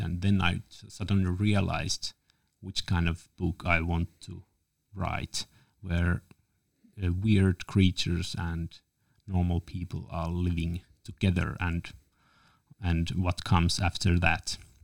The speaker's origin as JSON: {"language": "English", "region": "Lapland", "country": "Finland", "said": "I'm from Lapland"}